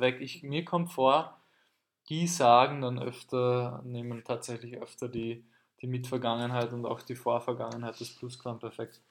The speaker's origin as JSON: {"language": "German", "country": "Austria", "said": "in Österreich, dieses Wort gibt es in Deutschland gar nicht, soweit wir wissen, das versteht niemand, ist, dass wir sagen heuer"}